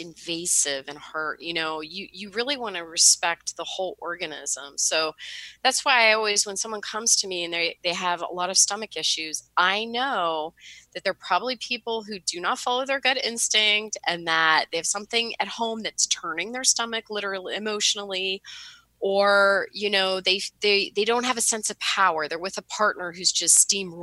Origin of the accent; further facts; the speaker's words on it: Pittsburgh, Pennsylvania, United States; now in Hoboken, United States; I'm in Hoboken, yeah, but I'm from Pittsburgh originally